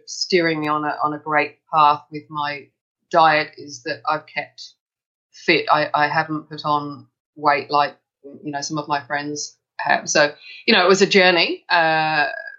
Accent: England, United Kingdom; moved away as an adult; now in Melbourne, Australia; I come from England, and I studied as a nurse in England

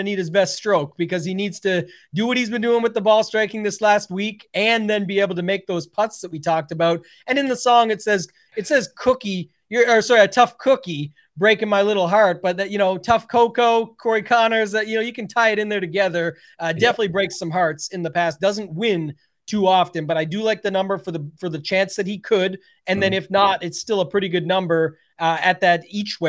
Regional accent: Canada; I couldn't come on as the Canadian and not bring a Canadian.

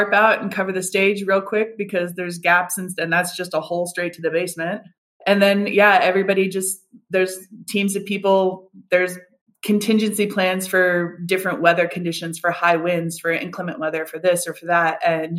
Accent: United States; But I grew up in the States. I grew up moving around a lot and I fully went to college, University of Arizona

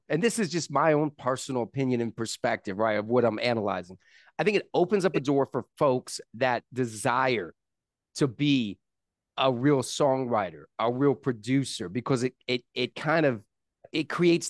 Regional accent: South Carolina, United States; I'm South Carolina born and raised. So shout out to the East Coast, right?

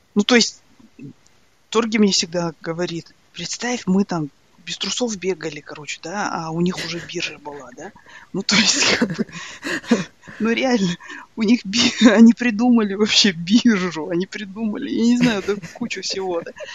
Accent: Ridder, East Kazakhstan Region, Kazakhstan; also born or lived in Australia; now in Ireland; я же выросла в Ридере

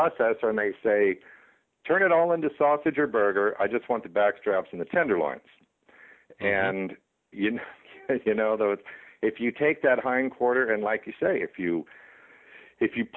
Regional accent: Virginia, United States; I grew up in Virginia

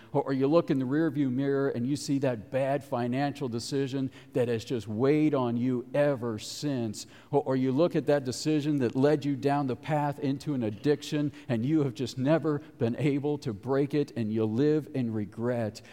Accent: Cincinnati, Ohio, United States; moved away; I grew up in Cincinnati

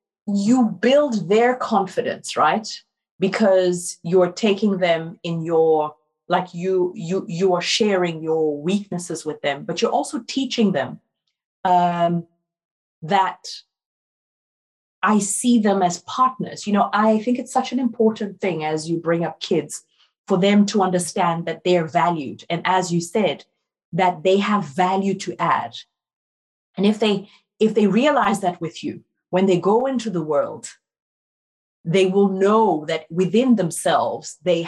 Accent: Ghana; born there; moved away; also born or lived in Brazil / France; Like, I was born in Ghana, I lived in Brazil, I went to university in France. I can travel.

